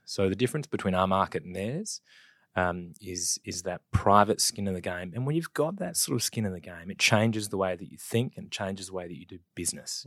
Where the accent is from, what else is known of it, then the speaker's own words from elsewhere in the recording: Adelaide, South Australia, Australia; also born or lived in West Wyalong, New South Wales / Wollongong / Biloela, Queensland; we'd shifted twelve or thirteen times before I started kindergarten back in Adelaide